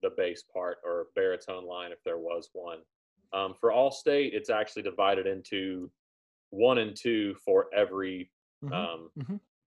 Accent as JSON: {"language": "English", "region": "Arkansas", "country": "United States", "tie": "born or raised there", "moved": "yes", "lives_now": "Nashville, United States", "said": "grew up in Arkansas, grew up listening to country music"}